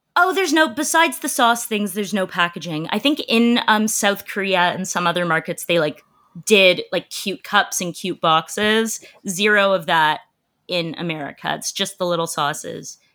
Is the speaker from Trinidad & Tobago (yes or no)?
no; Canada; I'm a Canadian